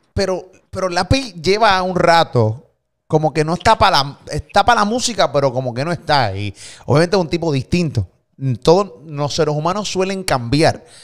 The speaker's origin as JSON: {"language": "Spanish", "country": "Puerto Rico", "said": "de Puerto Rico"}